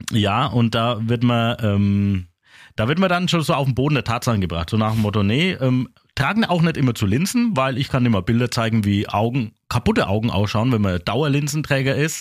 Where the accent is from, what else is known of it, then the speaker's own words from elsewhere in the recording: Upper Franconia, Bavaria, Germany; bei uns in Oberfranken